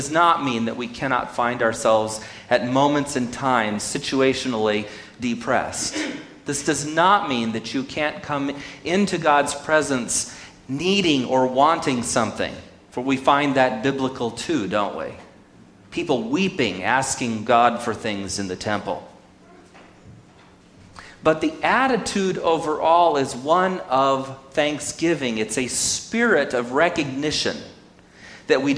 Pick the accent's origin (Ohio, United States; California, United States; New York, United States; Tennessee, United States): California, United States; Sonora; whose fabulous mother I grew up with in Sonora